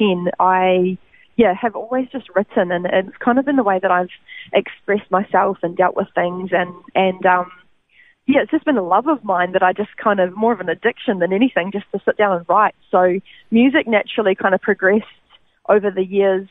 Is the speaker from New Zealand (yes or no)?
yes; Christchurch, Canterbury, New Zealand; now in Gold Coast, Australia; born in Christchurch, New Zealand, and that's where I grew up.